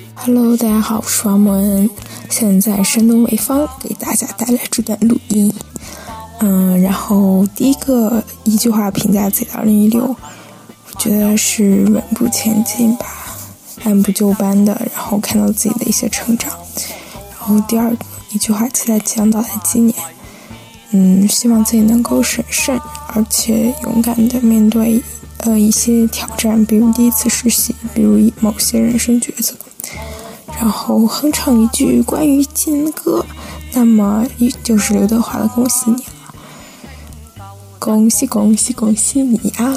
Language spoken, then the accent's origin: Chinese; Xiangyang, Hubei, China; 我现在所在的地方呢，是湖北省襄阳市的一个小镇，也就是我的老家